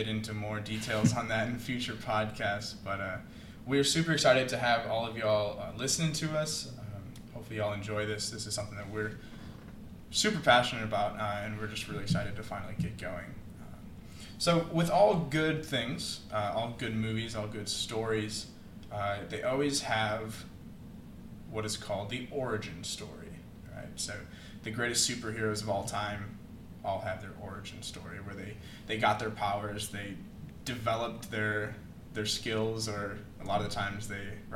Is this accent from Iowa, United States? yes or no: yes; Iowa, United States; I'm from Iowa. I grew up Catholic there. Went to Catholic grade schools